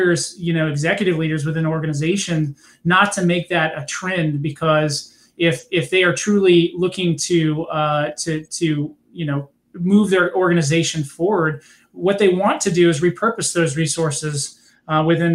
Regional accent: California, United States; I'm from California

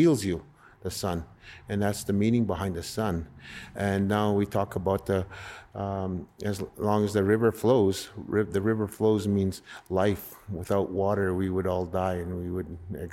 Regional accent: North Battleford, Saskatchewan, Canada; also born or lived in Red Pheasant Reserve; I grew up in North Battleford

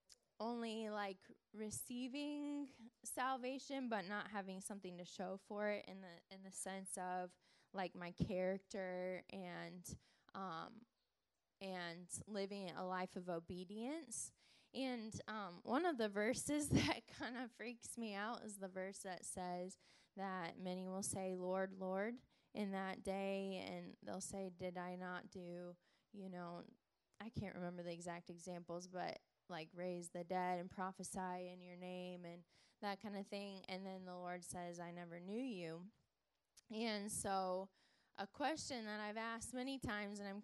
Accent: Denver, Colorado, United States; moved away; also born or lived in Kansas City, Missouri; I actually just moved from Kansas City, Missouri, but I'm from Denver

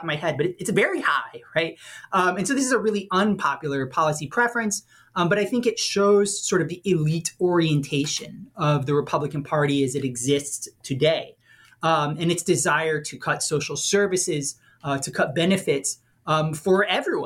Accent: New Orleans, Louisiana, United States; I'm from New Orleans

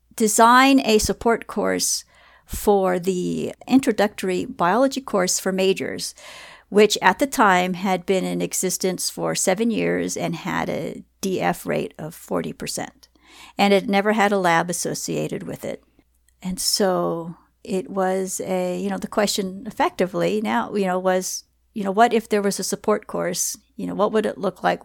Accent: Southern California, United States; I'm born and raised, uh, in California

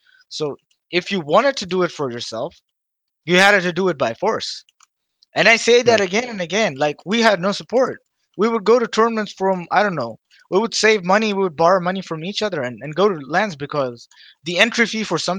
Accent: Dubai, United Arab Emirates; I grew up in Dubai all my life

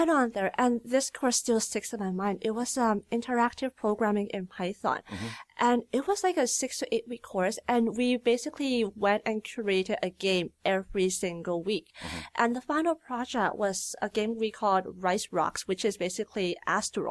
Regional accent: Richmond, British Columbia, Canada; also born or lived in Calgary; now in Burnaby, Canada; I'm from Richmond, BC. So I grew up in Richmond

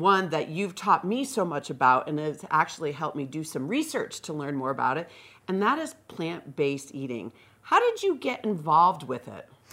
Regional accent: Northeast, United States; now in Vail, United States; I am a transplant from the Northeast

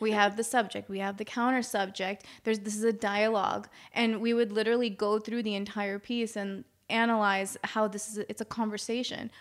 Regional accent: Maryland, United States; I'm from Maryland

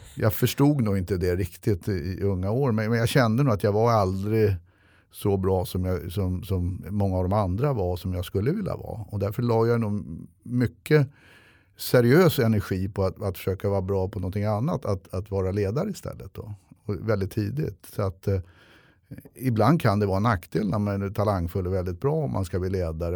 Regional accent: Stockholm, Stockholm County, Sweden; jag är uppväxt i Hökarängen med mycket ligister och gangster

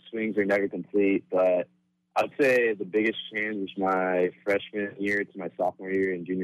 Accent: Modesto, California, United States; also born or lived in Sacramento, California; I'm from Modesto, California

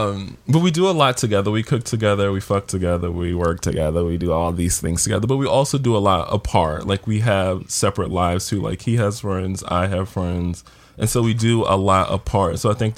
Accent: Baltimore, Maryland, United States; now in New York, United States; We're from Baltimore

